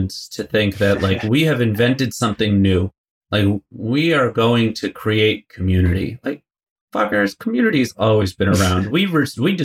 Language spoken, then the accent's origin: English; United States; I was born and raised in the States, like New York, New Jersey area